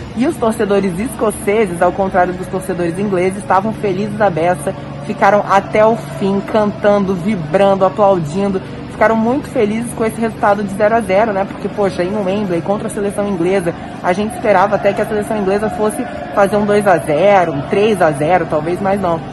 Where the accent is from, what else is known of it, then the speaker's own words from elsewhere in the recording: Brazil; a gente é brasileiro